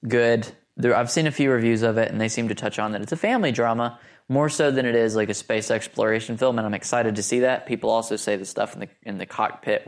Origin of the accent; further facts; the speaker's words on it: Alabama, United States; I'm from Alabama, and Alabama's down there with Mississippi